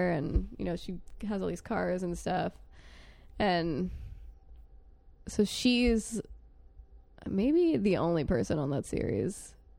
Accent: New York, United States; I'm from New York

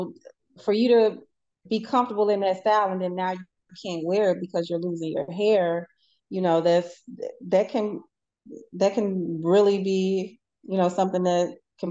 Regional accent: St. Louis, Missouri, United States; moved away as an adult; now in Houston, United States; I love my hometown.

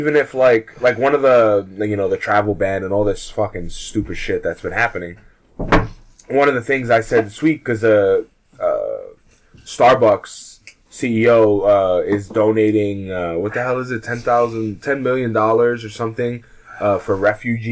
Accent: United States; we're American

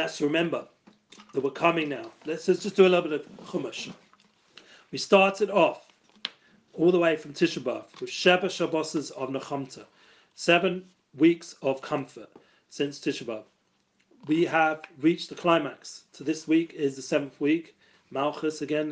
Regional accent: London, United Kingdom; I grew up in Edgeware, and I grew up in the music business

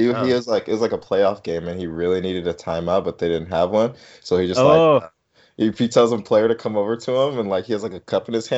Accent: Wisconsin, United States; I was born in Wisconsin

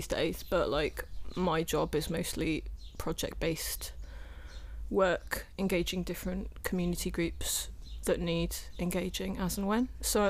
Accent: Wiltshire, South West England, United Kingdom; now in Cardiff, United Kingdom; I'm from Wiltshire, but my mum's from Cardiff, and I've moved back to Cardiff. And I've lived here for the best part of 10 years now.

